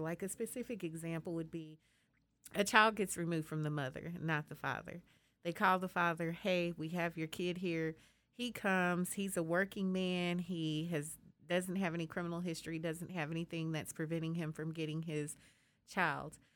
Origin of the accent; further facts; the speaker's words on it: Colorado, United States; now in Texas, United States; I'm from Colorado